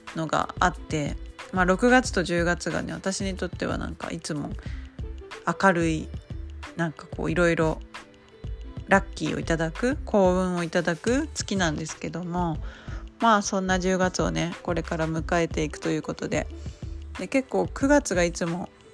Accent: Nagasaki, Japan; moved away; 故郷の長崎の

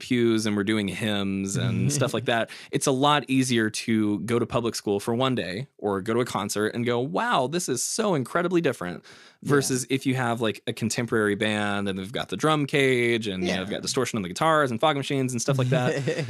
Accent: Oklahoma, United States; Like I was born and raised here in Oklahoma.

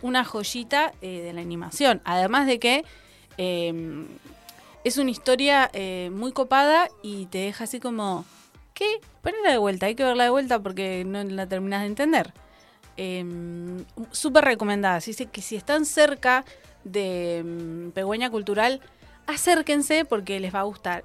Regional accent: Cinco Saltos, Río Negro, Argentina; la ciudad de Cinco Saltos, mi pueblo

